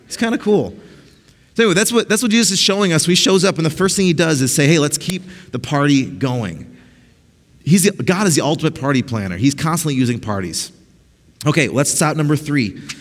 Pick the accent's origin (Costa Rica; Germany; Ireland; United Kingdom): Costa Rica; also born or lived in Mexico; they're missionaries in Costa Rica, so we grew up in Costa Rica and Mexico.